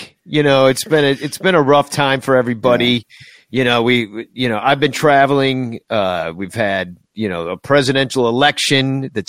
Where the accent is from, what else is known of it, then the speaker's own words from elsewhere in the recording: Chicago, Illinois, United States; a fan since 1967 when I was 5 years old. Like every kid growing up in Chicago, I would race home after school to catch the last couple innings of the game.